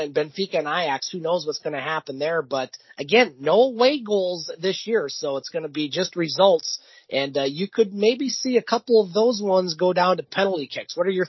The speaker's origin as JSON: {"language": "English", "country": "United States", "said": "I'm American"}